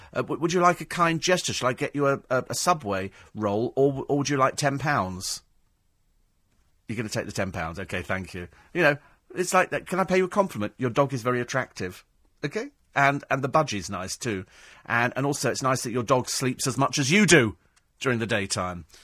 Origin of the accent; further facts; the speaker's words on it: United Kingdom; We're British